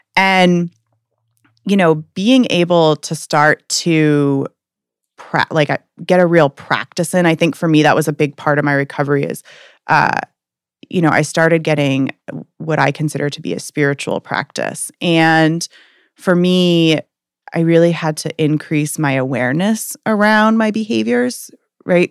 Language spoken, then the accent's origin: English; Portland, Maine, United States; I'm from Portland, Maine